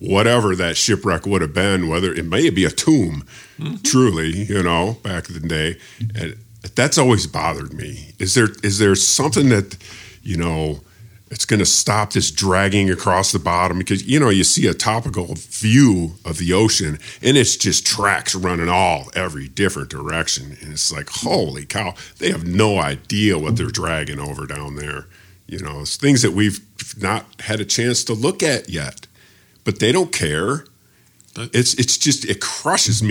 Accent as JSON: {"language": "English", "country": "United States", "said": "I'm an American"}